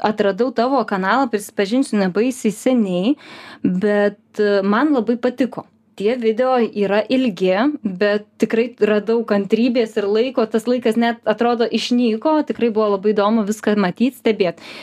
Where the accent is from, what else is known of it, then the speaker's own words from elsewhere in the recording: Lithuania; mes, lietuviai, esam visiškai unikalūs ir skirtiniai.